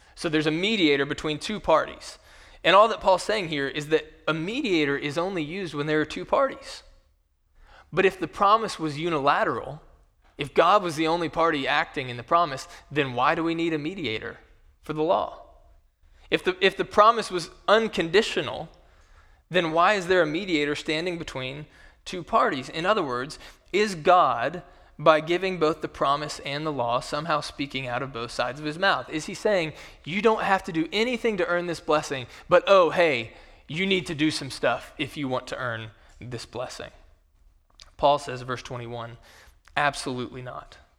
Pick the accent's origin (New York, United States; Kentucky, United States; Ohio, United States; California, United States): Kentucky, United States; in my home state, in the state of Kentucky